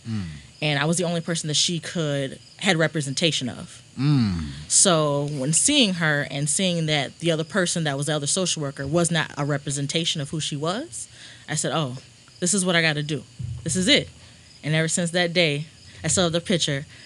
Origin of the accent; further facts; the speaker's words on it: Rolla, Missouri, United States; moved away as an adult; now in St. Louis, United States; I'm from Rolla, small little town, about two hours from here